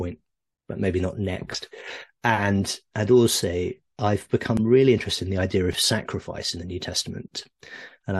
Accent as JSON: {"language": "English", "town": "Oxford", "region": "South East England", "country": "United Kingdom", "tie": "born or raised there", "said": "I grew up in Oxford"}